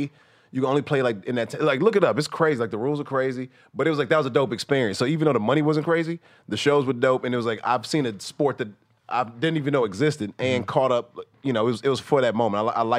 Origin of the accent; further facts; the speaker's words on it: Atlanta, Georgia, United States; So even though I'm from Atlanta, like that's the club.